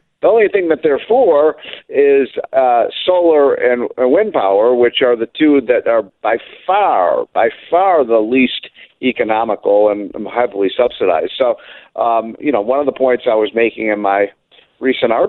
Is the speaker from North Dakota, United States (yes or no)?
no; Chicago, Illinois, United States; I'm from Chicago